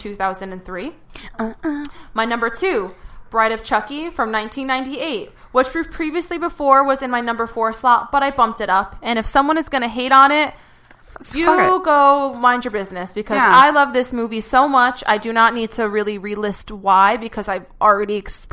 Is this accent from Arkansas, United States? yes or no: no; East Coast, New York, Connecticut, United States; I grew up on the East Coast, you know, like New York, Connecticut.